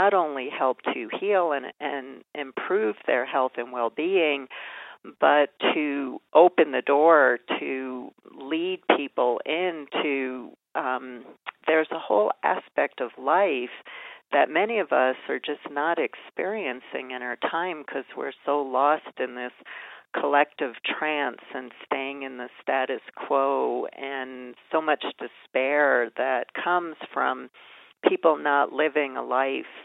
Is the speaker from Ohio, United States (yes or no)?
no; New York, United States; I grew up in New York